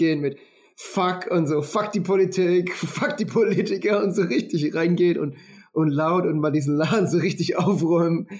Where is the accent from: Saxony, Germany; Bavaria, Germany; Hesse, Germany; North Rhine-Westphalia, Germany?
Bavaria, Germany; Würzburg; moved away; ich komme ja aus Würzburg